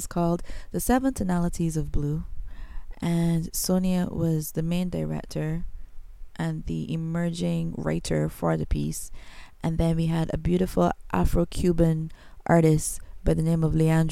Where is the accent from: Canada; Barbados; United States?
Barbados; accent: Bajan; I am not American. I is a Bajan. I'm from Barbados.